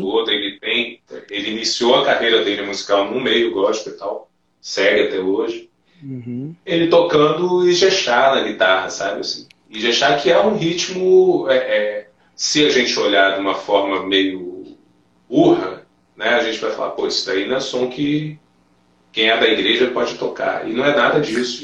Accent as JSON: {"language": "Portuguese", "region": "interior of Bahia", "country": "Brazil", "tie": "born or raised there", "moved": "yes", "said": "Eu, eu, fui criado na Bahia, no interior da Bahia, então é, não foi muito fácil chegar aqui depois, não."}